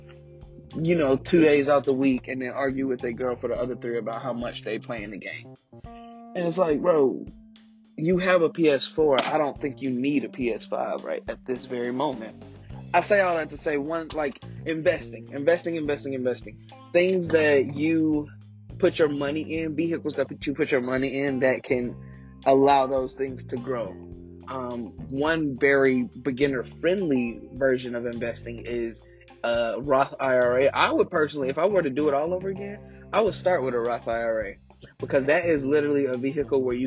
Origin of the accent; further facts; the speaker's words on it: United States; being an American